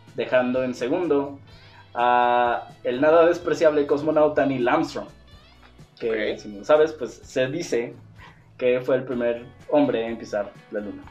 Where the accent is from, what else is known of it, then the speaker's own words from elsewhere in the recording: Mexico; somos mexicanos